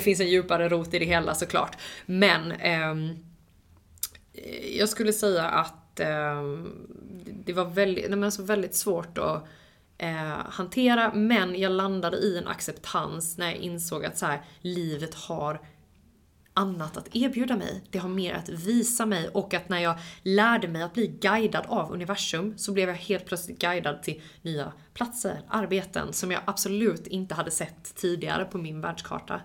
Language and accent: Swedish; Halmstad, Halland County, Sweden; moved away as an adult; also born or lived in Los Angeles, United States; Jag eh, fick flytta hem till min hemstad, hem till mina föräldrar